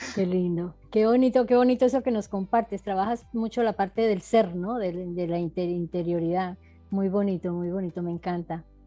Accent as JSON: {"language": "Spanish", "country": "Colombia", "said": "Yo soy colombiana como César, somos colombianos"}